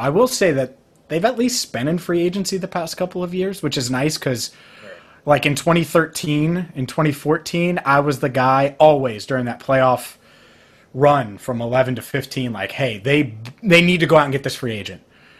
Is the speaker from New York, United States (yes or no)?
no; Cincinnati, Ohio, United States; I love covering a team in my hometown.